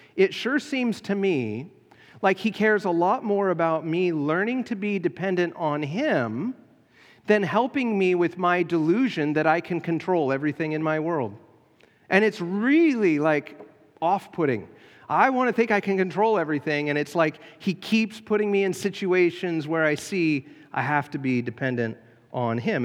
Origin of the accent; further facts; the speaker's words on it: United States; being American